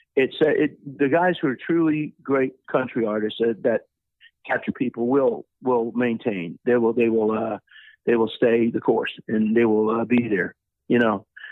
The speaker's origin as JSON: {"language": "English", "town": "New Orleans", "region": "Louisiana", "country": "United States", "moved": "yes", "said": "I'm from New Orleans originally"}